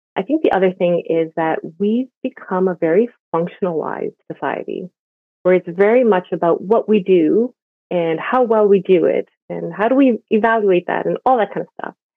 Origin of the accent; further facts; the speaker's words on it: Montreal, Quebec, Canada; moved away as an adult; also born or lived in Vancouver; now in Toronto, Canada; I grew up in Montreal and I've been part of the Korean immigrant church forever